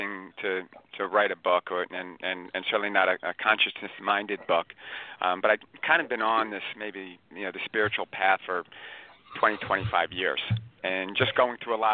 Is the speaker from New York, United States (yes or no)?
yes; Long Island, New York, United States; Born and raised on Long Island